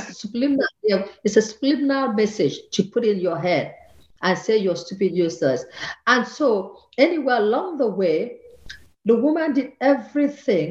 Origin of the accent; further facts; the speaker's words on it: Akwa Ibom, Nigeria; moved away as an adult; also born or lived in Lagos, Nigeria / Cornwall, England; now in Vienna, Austria; I come from Akwa Ibom, that's in the southern part of Nigeria. And they took me to Lagos